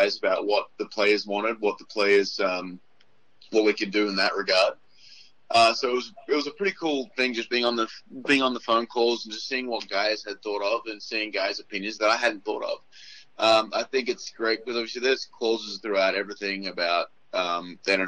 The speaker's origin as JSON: {"language": "English", "country": "Australia", "tie": "born or raised there", "moved": "yes", "lives_now": "United States", "said": "my hometown, about 15 minutes away from where I grew up"}